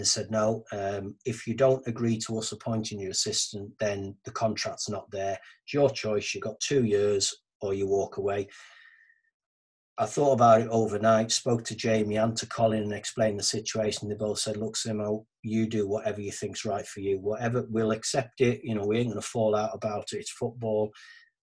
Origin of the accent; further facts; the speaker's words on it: Carlisle, North West England, United Kingdom; it's my hometown, my home city, Carlisle